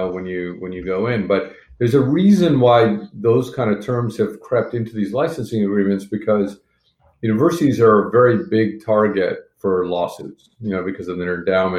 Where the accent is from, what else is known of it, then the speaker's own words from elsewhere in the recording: Montreal, Quebec, Canada; moved away; I grew up in Montreal